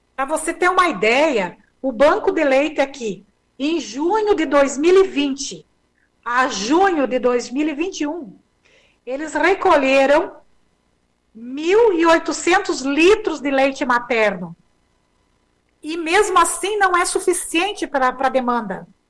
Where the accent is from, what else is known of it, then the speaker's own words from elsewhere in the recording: Rio Grande do Sul, Brazil; moved away as an adult; also born or lived in Porto Alegre; now in Palmas, Brazil; nós saímos do Rio Grande do Sul